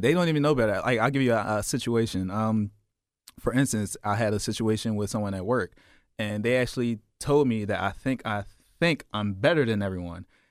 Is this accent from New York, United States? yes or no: no; Philadelphia, Pennsylvania, United States; Growing up in South Philly, we had the Italians right across the ways